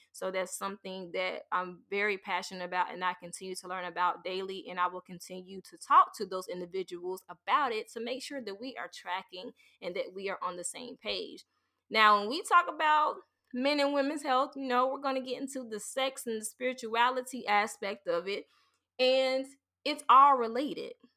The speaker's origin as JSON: {"language": "English", "region": "the South", "country": "United States", "tie": "born or raised there", "said": "growing up in the South"}